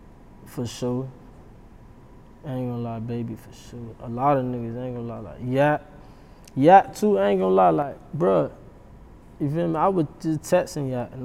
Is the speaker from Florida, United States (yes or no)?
yes; Miami, Florida, United States; now in Broward County, United States; I'm from Dade, you feel me? So me and Nari been my nigga since middle school